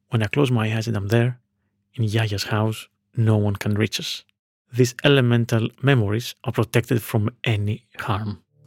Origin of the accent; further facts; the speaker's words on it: Veria, Central Macedonia, Greece; moved away; my hometown of Veria, in northern Greece